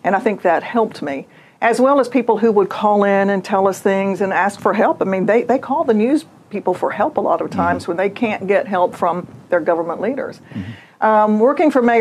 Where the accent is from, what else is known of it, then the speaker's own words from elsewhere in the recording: Fort Walton Beach, Florida, United States; moved away as an adult; now in Mobile, United States; I grew up in Fort Walton Beach, panhandle of Florida